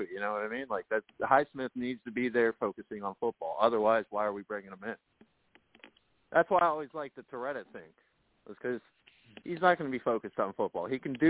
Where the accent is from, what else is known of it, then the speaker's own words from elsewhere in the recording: Miami, Florida, United States; moved away as an adult; now in Tallahassee, United States; Hey, I'm from Miami. I'm not from Tallahassee.